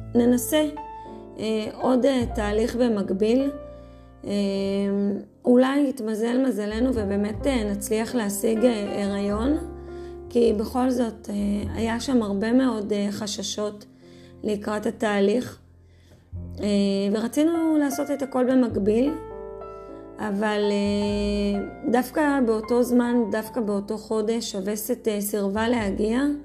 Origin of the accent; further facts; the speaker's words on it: Safed, Northern District, Israel; now in Adi, Israel; נולדתי וגדלתי, אה, בצפת